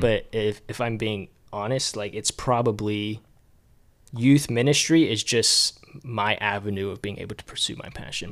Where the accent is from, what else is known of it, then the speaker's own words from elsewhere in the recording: Duluth, Georgia, United States; born and raised in Duluth, Georgia. So I've lived in Georgia my whole life